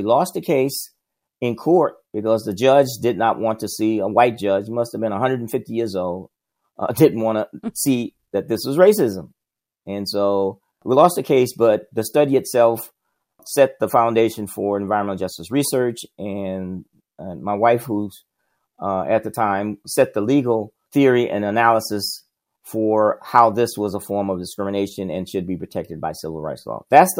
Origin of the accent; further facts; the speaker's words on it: South Alabama, United States; I grew up in the South, Jim Crow South. I grew up in a in Alabama, in South Alabama, and went to all black elementary, middle, and high school. In my neighborhood, it was all black.